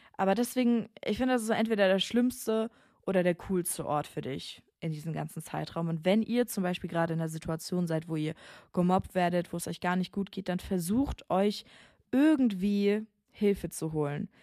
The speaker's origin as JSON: {"language": "German", "region": "Bavaria", "country": "Germany", "tie": "born or raised there", "moved": "yes", "said": "Also ich komme ja aus Bayern"}